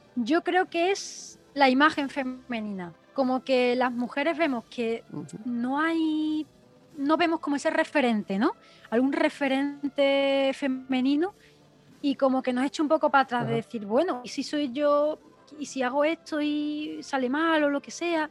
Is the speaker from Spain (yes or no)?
yes; La Palma del Condado, Andalusia, Spain; soy hermana del Nazareno de La Palma del Condado